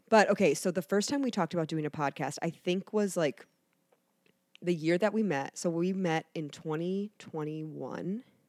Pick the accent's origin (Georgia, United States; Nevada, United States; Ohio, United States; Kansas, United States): Ohio, United States; Canton; moved away as an adult; also born or lived in New Jersey / Florida; now in Cincinnati, United States; I pretty much grew up in Canton. That's where I say that I'm from, Canton.